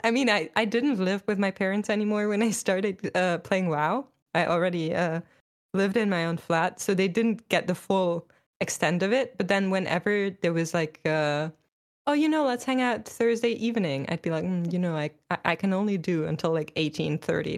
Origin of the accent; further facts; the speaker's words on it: Germany; I'm from Germany